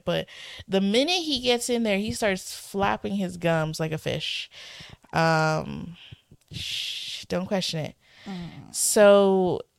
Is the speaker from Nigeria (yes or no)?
no; Canada; As a Canadian